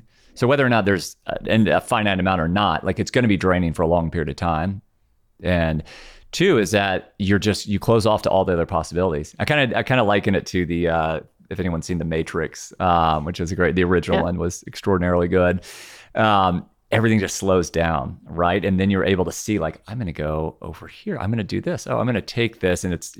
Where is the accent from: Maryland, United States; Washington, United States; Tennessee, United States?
Tennessee, United States; Nashville; So I grew up Catholic in the South.